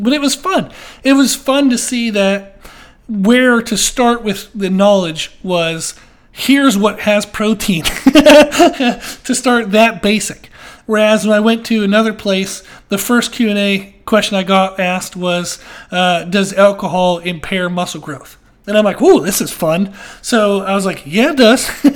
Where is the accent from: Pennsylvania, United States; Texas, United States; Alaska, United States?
Pennsylvania, United States; now in Rock Hill, United States; I grew up in Pennsylvania.